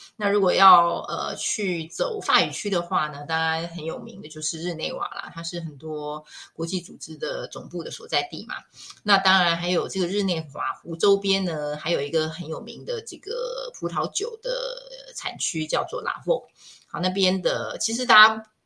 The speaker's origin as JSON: {"language": "Chinese", "country": "Taiwan", "said": "我们亚洲人或我们台湾人"}